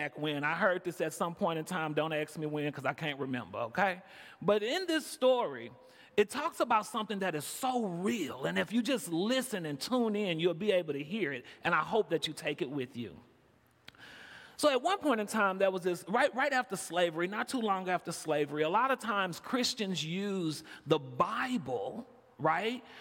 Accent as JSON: {"language": "English", "town": "Houston", "region": "Texas", "country": "United States", "moved": "as an adult", "lives_now": "Chicago, United States", "said": "I came in from Chicago. I'm originally from Houston, Texas"}